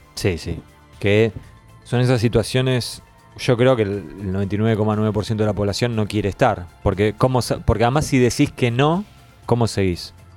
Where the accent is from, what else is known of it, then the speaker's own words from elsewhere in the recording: Argentina; siendo argentino